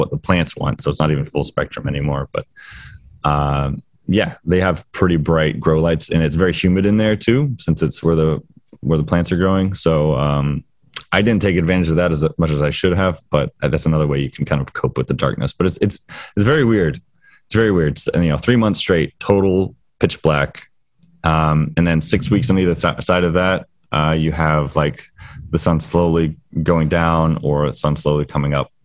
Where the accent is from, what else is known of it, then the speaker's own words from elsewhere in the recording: Florida, United States; moved away; being from Florida